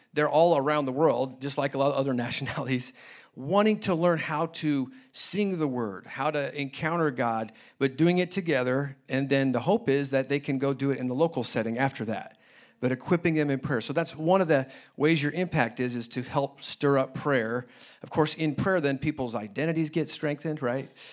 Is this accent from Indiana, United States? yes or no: yes; Indianapolis, Indiana, United States; also born or lived in China; now in Kansas City, United States; I grew up in Indianapolis